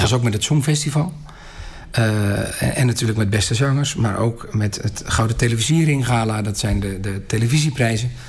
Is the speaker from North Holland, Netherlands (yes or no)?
yes; Volendam, North Holland, Netherlands; wij maken dit als Volendammers gewoon van dichtbij mee